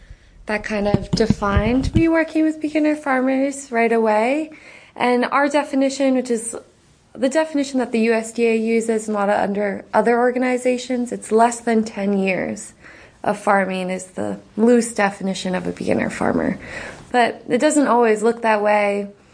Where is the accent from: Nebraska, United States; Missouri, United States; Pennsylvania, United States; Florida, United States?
Pennsylvania, United States; I'm originally from Pennsylvania, but I've lived a lot of places in between, so I don't usually say Pennsylvania anymore.